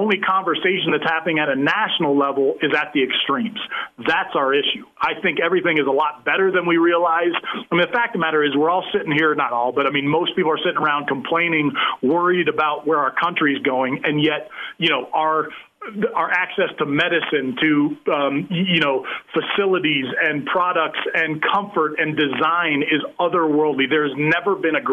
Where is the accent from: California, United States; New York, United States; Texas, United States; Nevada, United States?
California, United States; I grew up in California.